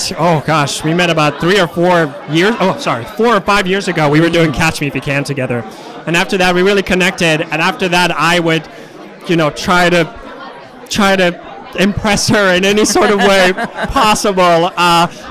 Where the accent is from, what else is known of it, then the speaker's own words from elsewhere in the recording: California, United States; moved away; I'm originally from California